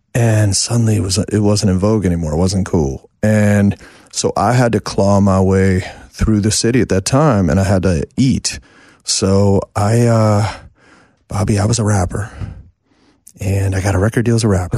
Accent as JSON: {"language": "English", "town": "New York City", "region": "New York", "country": "United States", "tie": "born or raised there", "moved": "as an adult", "said": "in New York till I was the age of forty"}